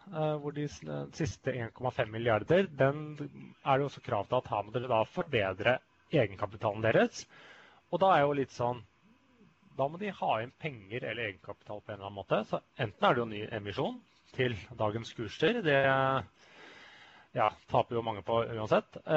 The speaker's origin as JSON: {"language": "Norwegian", "country": "Sweden", "said": "Jeg er jo svenske."}